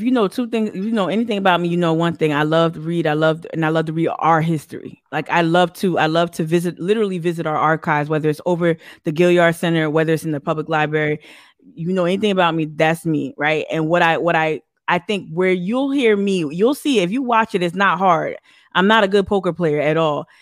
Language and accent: English; northern New Jersey, United States; accent: Northeast; now in Charleston, United States; my brother and I were born and raised in, in, uh, northern New Jersey